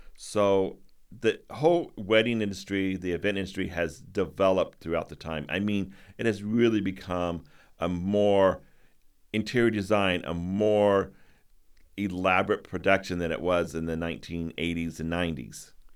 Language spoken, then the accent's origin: English; Midwest, United States; moved away as an adult; now in New England, United States; I'm from the Midwest